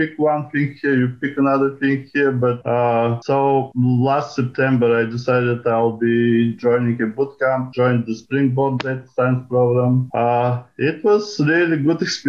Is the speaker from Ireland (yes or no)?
no; Bulgaria; moved away as an adult; now in United States; I am originally from Bulgaria, came to the States to do a PhD in physics a long time ago